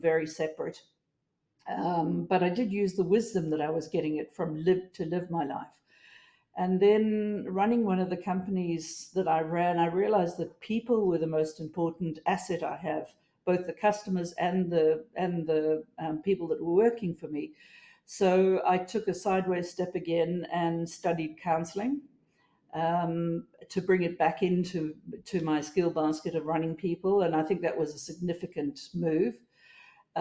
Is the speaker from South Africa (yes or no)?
yes; South Africa; moved away as an adult; also born or lived in United States; now in Australia; I grew up in South Africa